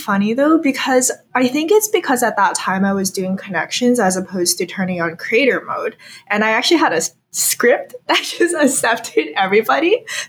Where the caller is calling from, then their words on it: Bay Area, California, United States; I am calling in from the Bay Area, California.